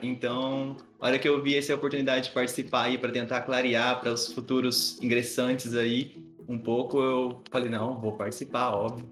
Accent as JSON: {"language": "Portuguese", "town": "Palestina", "region": "São Paulo", "country": "Brazil", "tie": "born or raised there", "moved": "yes", "lives_now": "Araraquara, Brazil", "said": "A minha cidade natal, vocês vão acreditar, mas é real. É Palestina"}